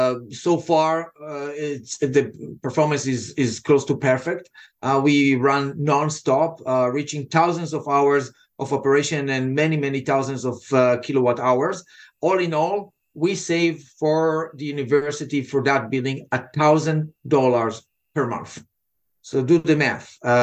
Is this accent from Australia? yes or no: no; Israel; accent: Israeli; English is a second language; now in United States; Originally and by accent, what you hear is Israeli accent that was softened after 25 years here.